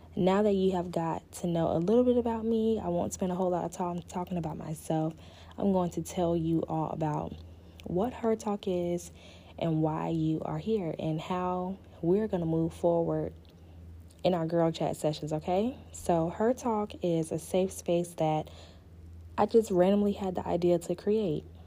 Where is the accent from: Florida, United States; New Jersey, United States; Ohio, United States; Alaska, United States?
Florida, United States; Panama City; also born or lived in Pensacola, Florida / Virginia; I am originally from Panama City, Florida. Um, I was born in Pensacola, but I was raised in Panama City all of my life